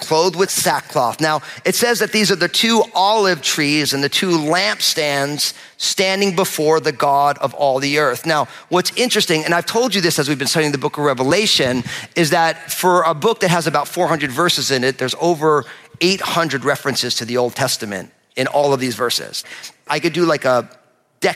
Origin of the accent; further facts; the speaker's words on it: New Jersey, United States; I'm from New Jersey